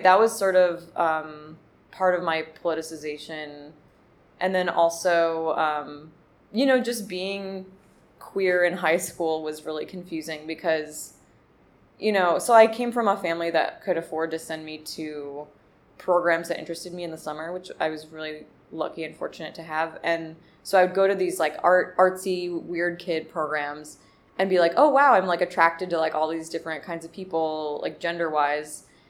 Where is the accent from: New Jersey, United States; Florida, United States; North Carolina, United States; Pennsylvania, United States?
New Jersey, United States; Montclair; born or raised there; also born or lived in Overland Park, Kansas; now in Brooklyn, United States